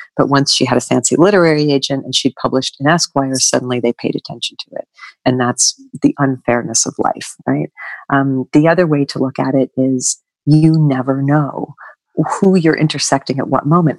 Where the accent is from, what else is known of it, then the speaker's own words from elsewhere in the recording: northwestern Connecticut, United States; I grew up on a small family Christmas tree farm in northwestern Connecticut